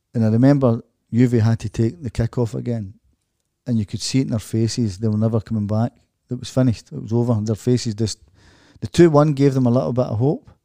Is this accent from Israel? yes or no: no; Glasgow, Scotland, United Kingdom; moved away as an adult; also born or lived in Dortmund; as a Glaswegian person